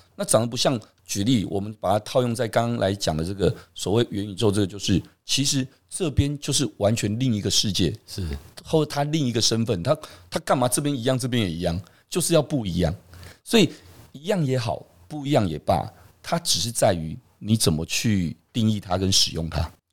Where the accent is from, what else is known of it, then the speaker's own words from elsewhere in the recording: Taiwan; 我们台湾人其实真的还蛮骄傲的